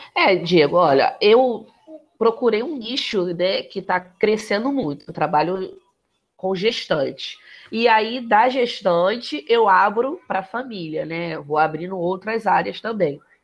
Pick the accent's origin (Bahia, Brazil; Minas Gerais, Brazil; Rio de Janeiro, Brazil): Rio de Janeiro, Brazil; also born or lived in Complexo da Maré, Rio de Janeiro / Penha, Rio de Janeiro; Saí de São Cristóvão, casa de papai e mamãe, fui morar lá no Complexo da Maré.